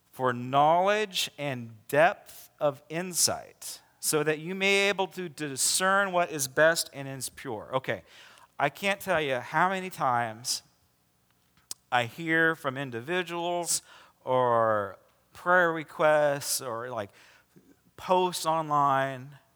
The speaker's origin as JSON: {"language": "English", "country": "United States"}